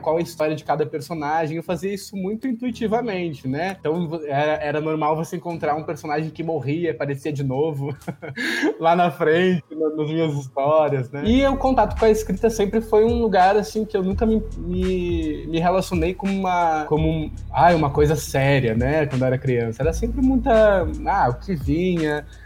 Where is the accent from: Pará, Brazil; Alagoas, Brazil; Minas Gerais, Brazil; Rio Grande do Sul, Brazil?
Rio Grande do Sul, Brazil; Porto Alegre; cresci no, no, em Porto Alegre